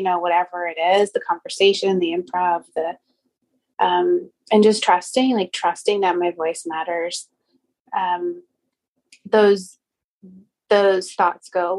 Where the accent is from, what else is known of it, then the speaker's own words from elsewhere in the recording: Long Island, New York, United States; I grew up on Long Island